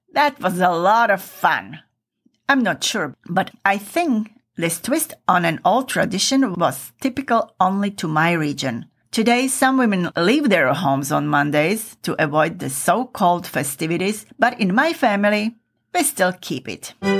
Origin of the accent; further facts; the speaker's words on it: eastern Slovakia, Slovakia; moved away; I come from Eastern Slovakia and we don't have a traditions of whipping females